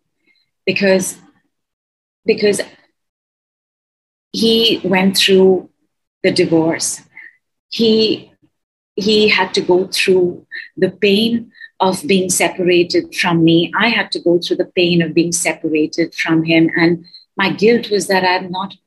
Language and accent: English; India; I am from India